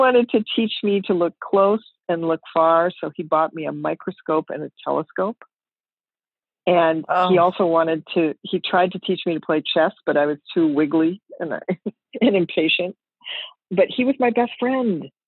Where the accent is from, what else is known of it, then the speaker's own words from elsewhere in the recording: Minneapolis, Minnesota, United States; I grew up in Minneapolis, Minnesota, in a wonderful family.